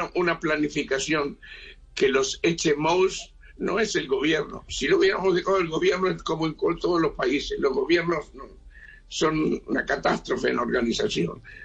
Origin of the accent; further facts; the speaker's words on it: Uruguay; now in Israel; En el Uruguay, yo, yo soy uruguayo